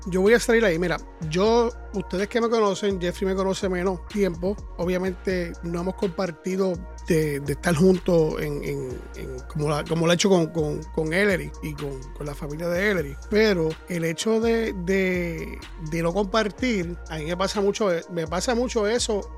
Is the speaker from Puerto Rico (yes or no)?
yes; Puerto Rico; moved away; nosotros que somos de Puerto Rico